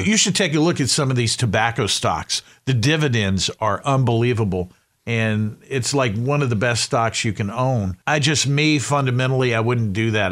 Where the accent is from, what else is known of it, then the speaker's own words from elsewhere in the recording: Winston-Salem, North Carolina, United States; my hometown is a town called Winston-Salem.